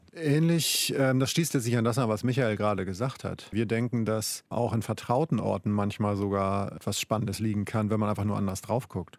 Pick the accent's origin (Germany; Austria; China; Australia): Germany; Schleswig-Holstein; ich komme aus Schleswig-Holstein. Nordsee ist auch mein Zuhause